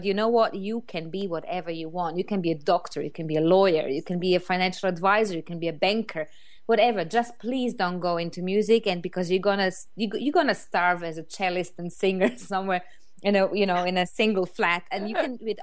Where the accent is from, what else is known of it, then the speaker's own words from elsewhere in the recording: Croatia; English is a second language; moved away as an adult; now in London, United Kingdom; I moved from Croatia, where I come originally from, to London, which is a huge city